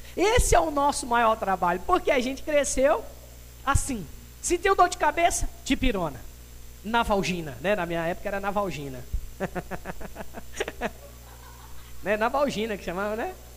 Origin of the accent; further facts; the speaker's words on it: Brazil; Nós como brasileiros